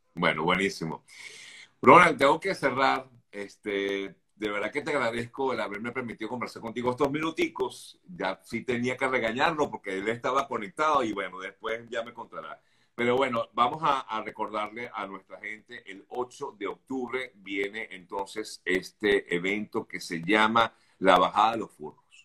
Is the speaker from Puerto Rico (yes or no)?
no; Venezuela